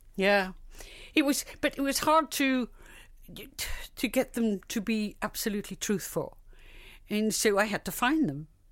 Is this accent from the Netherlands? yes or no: no; Liverpool, North West England, United Kingdom; I was redhead from Liverpool